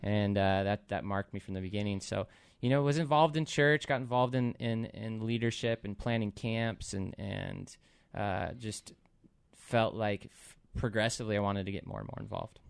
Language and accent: English; Puyallup, Washington, United States; also born or lived in Seattle; I grew up in Puyallup, um, was born in, born in Seattle and then moved down here when I was two and pretty much stayed around here